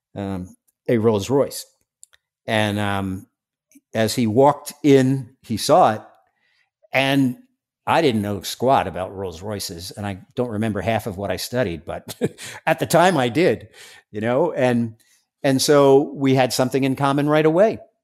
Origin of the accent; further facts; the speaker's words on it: New York City, New York, United States; I'm from Staten Island